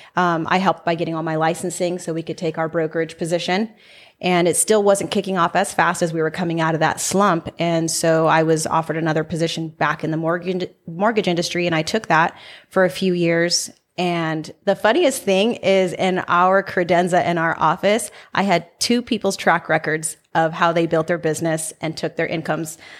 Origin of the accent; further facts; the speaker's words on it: Salinas, California, United States; now in Las Vegas, United States; I'm from Salinas, California, which is Central Coast